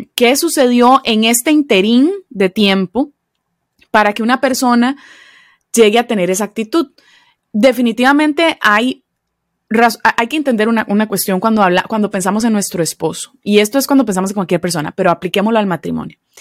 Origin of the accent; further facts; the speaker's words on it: Costa Rica; accent: Costa Rican; moved away as an adult; now in Philadelphia, United States; soy de Costa Rica originalmente, aunque voy a decirlo con el rotacismo idiomático que decimos los costarricenses